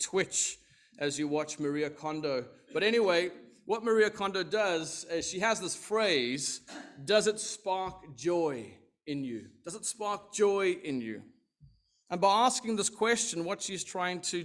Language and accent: English; South Africa; I am South African, if you were wondering, from the Southern Hemisphere.